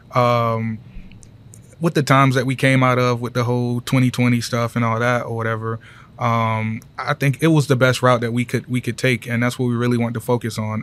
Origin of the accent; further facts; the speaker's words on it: Greenwood, South Carolina, United States; moved away as an adult; now in Greenville, United States; Greenwood, South Carolina